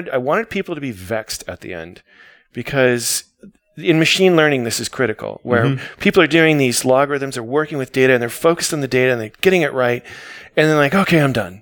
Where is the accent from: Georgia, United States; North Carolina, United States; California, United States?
California, United States; me being a Californian